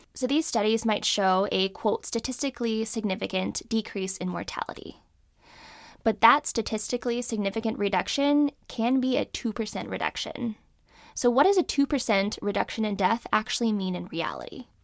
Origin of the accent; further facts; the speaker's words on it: California, United States; moved away as an adult; also born or lived in Alabama / Danbury, Connecticut; I grew up in California